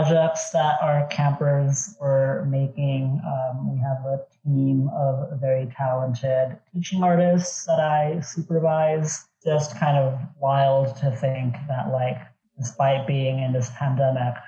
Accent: Montclair, California, United States; also born or lived in Irvine, California / Los Angeles, California / Brooklyn; I grew up in Montclair, California

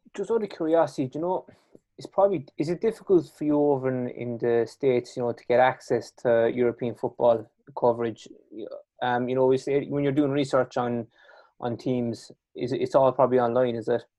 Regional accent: Kerry, Munster, Ireland; accent: strong Irish and Kerry; I have a strong Irish and Kerry accent

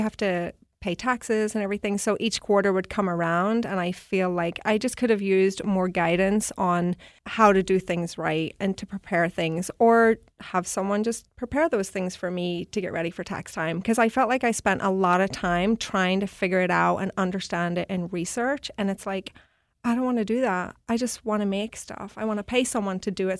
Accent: Belfast, Northern Ireland, United Kingdom; moved away as an adult; also born or lived in New York; now in Seattle, United States; I'm from Belfast, Northern Ireland

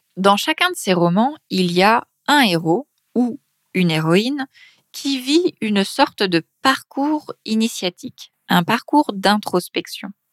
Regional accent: Paris, Île-de-France, France; accent: Paris region; je viens de Paris, de région parisienne

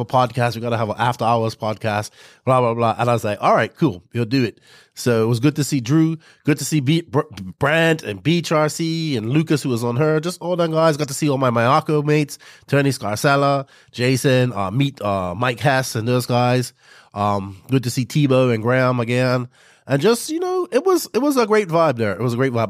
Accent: Bermuda; accent: Bermudian; my people from Bermuda be able to talk in my full Bermudian accent

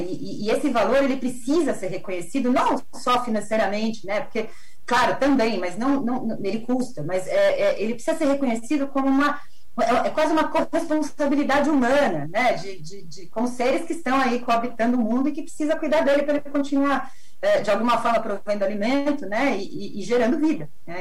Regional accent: Brazil; eu sou brasileira

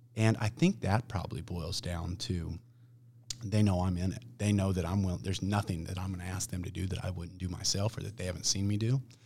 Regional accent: Olathe, Kansas, United States; I'm from Olathe. I've got a pretty good friends and family base in Olathe

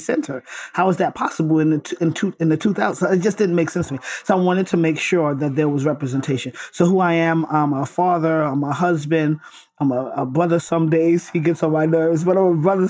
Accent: New York City, New York, United States; born and raised in Brooklyn, New York, raised by my grandma

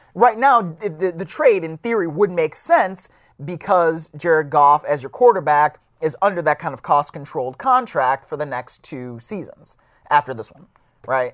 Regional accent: Cleveland, Ohio, United States; I grew up in Cleveland

